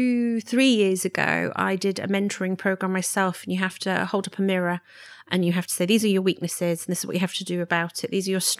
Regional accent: London, United Kingdom; And I did find that when I was growing up in London, I wanted to travel.

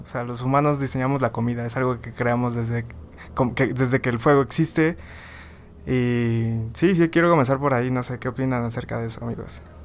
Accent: Tabasco, Mexico; yo soy de Tabasco

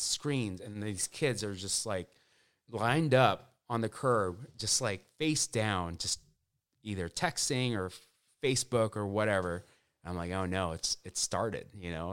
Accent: Orange County, California, United States; I grew up in Orange County

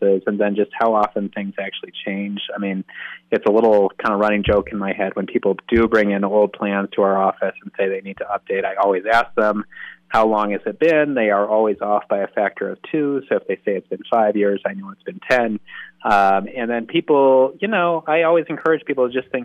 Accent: Denver, Colorado, United States; also born or lived in Michigan; I was born in Denver. I'm a Denver native.

